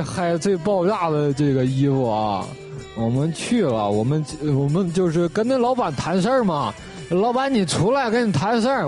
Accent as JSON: {"language": "Chinese", "region": "Northeast China", "country": "China", "said": "这是我们东北土话"}